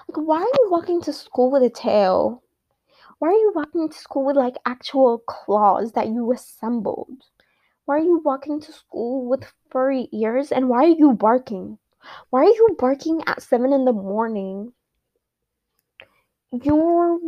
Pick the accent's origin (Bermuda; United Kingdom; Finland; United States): United States; I am an American